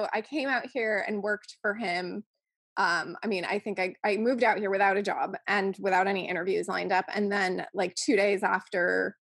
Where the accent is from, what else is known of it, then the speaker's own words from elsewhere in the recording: Buffalo, New York, United States; now in Los Angeles, United States; I came out to LA from Buffalo, New York, where I was a vegan. And when you're a vegan in Buffalo, especially the amount of years ago that it was that I moved from there